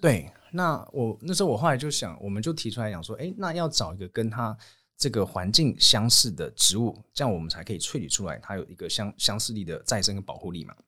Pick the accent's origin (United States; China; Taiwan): United States; moved away; 因为我正在美国，美国算长大